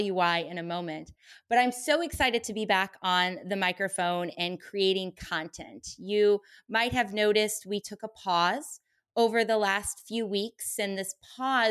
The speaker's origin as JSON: {"language": "English", "town": "St. Louis", "region": "Missouri", "country": "United States", "tie": "born or raised there", "moved": "as an adult", "lives_now": "Los Angeles, United States", "said": "I'm originally from St. Louis, Missouri. So I was born and raised in the Midwest"}